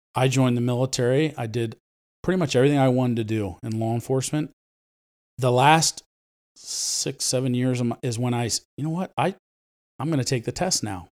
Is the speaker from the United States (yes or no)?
yes; Ephrata, United States; first language Spanish; English is a second language; I was born and raised in Ephrata